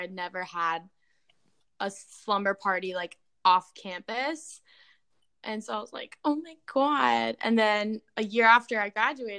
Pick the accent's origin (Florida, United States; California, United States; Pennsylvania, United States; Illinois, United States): Florida, United States; Orlando; moved away; we're both from Orlando.